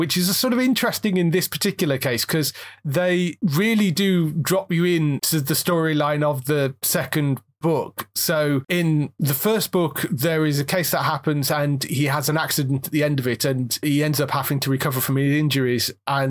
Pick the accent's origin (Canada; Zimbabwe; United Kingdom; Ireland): United Kingdom; I don't know whether it's because we're British, I struggled with him more than any of the others.